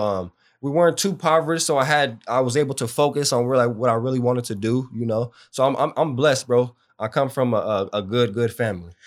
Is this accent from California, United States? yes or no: yes; Bakersfield, California, United States; also born or lived in Santa Maria, California; I grew up in Bakersfield.